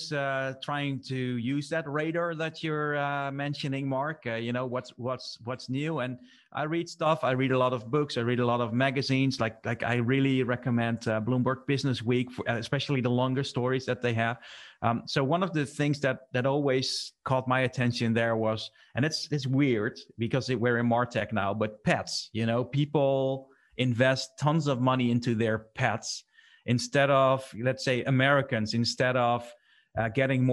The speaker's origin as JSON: {"language": "English", "country": "Netherlands", "said": "we're from the Netherlands"}